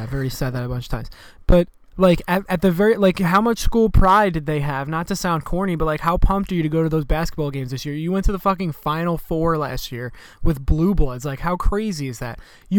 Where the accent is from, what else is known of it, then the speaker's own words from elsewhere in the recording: New York, United States; I'm from New York